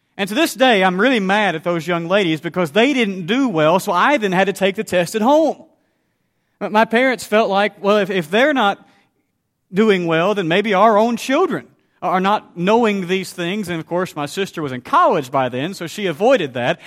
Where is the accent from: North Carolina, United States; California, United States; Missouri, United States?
Missouri, United States; Southeast; the congregation where I grew up in Southeast Missouri